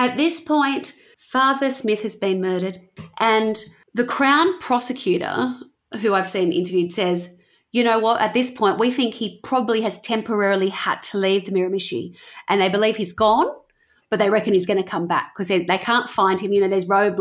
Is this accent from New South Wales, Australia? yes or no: yes; Wollongong, New South Wales, Australia; growing up in Wollongong, we had the Bulleye Rave Fest